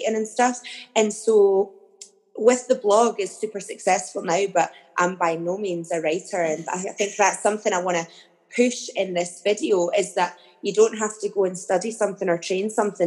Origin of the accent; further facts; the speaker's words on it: the Borders, Scotland, United Kingdom; I grew up in the Borders in a very small town